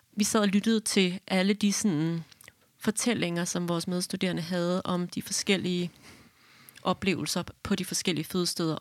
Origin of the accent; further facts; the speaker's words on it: Hillerød, Capital Region of Denmark, Denmark; jeg er fra Hillerød